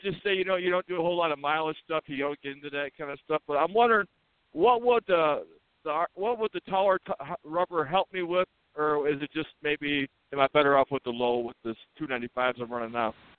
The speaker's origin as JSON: {"language": "English", "town": "Escanaba", "region": "Michigan", "country": "United States", "tie": "born or raised there", "said": "I grew up in Escanaba there"}